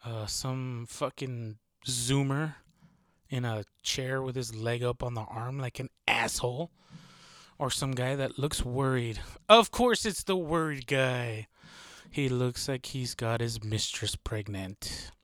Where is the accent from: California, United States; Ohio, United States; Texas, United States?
Texas, United States; I'm from Texas, so this is super common. I live in a city, not very rural part